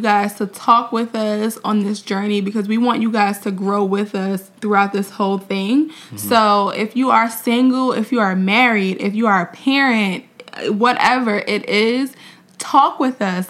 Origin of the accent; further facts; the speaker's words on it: Mount Vernon, New York, United States; also born or lived in Orangeburg, South Carolina; we are both from New York. He's from Buffalo. I'm from Mount Vernon